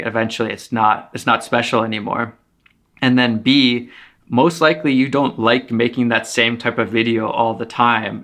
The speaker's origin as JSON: {"language": "English", "country": "Finland", "tie": "born or raised there", "also_born_or_lived": "Canada", "moved": "yes", "lives_now": "Toronto, Canada", "said": "I was born in Finland and then I live in Canada. So I've lived half my life in Finland, half in Canada"}